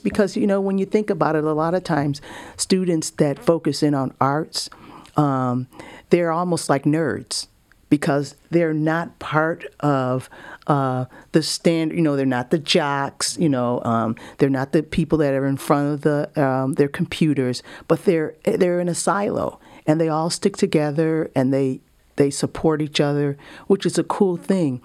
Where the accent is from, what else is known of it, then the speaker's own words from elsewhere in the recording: Buffalo, New York, United States; now in Georgia, United States; I grew up in Buffalo, New York for a long time